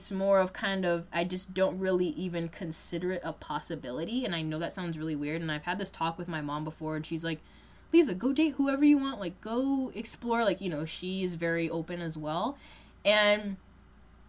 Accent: Boston, Massachusetts, United States; I am a black woman who, born and raised in Massachusetts, you know, Boston area

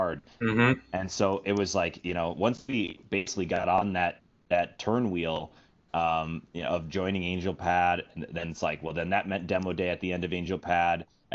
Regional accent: Minnesota, United States; moved away as an adult; now in San Francisco, United States; my home state of Minnesota

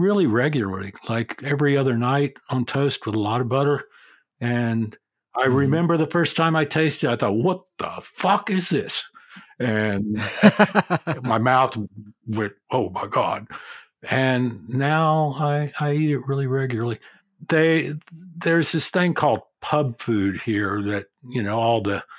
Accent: United States; moved away as an adult; now in Australia; I'm still an American citizen. I could get Australian citizenship, and I probably will.

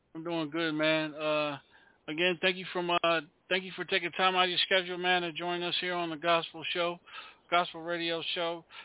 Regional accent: Eastern Shore, Maryland, United States; I'm originally from Maryland myself on the Eastern Shore side

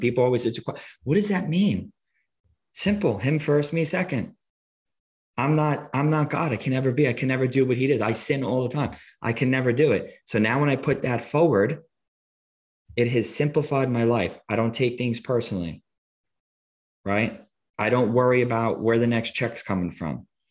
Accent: Long Island, New York, United States; I grew up in Long Island

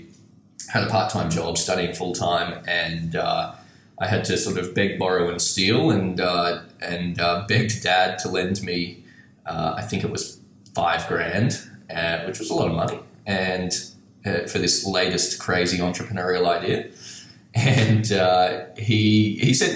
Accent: Brisbane, Queensland, Australia; I'm from Brisbane, Australia

